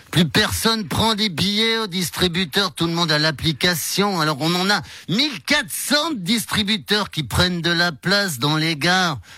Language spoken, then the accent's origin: French; German-speaking Switzerland, Switzerland; Vous savez, moi je suis suisse allemande, je suis un peu crac-crac.